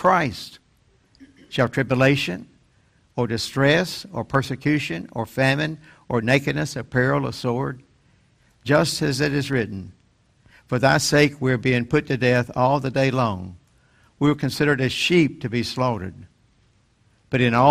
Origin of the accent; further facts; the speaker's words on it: North Carolina, United States; my hometown in North Carolina